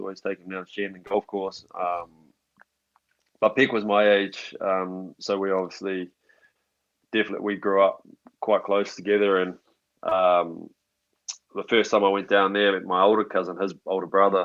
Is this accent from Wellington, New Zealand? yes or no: yes; Upper Hutt, Wellington, New Zealand; moved away as an adult; now in Scotland; I raised in Upper Hutt, went to St. Pat's Silverstream College, played all my kid rugby, childhood rugby through Upper Hutt